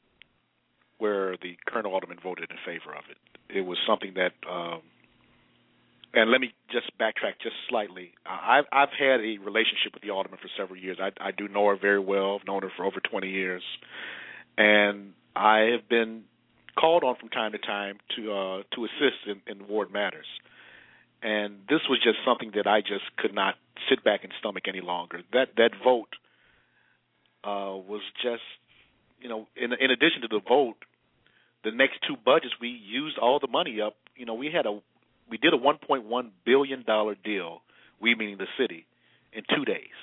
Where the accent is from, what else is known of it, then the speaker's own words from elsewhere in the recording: Chicago, Illinois, United States; I've been born and raised in the Sixth Ward, still live in the exact same community where I was born